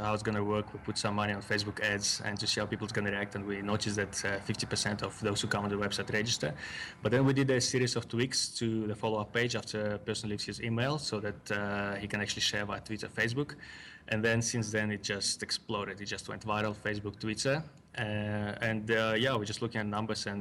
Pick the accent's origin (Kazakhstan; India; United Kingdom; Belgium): Kazakhstan; also born or lived in Russia; now in South Africa; I was born in Kazakhstan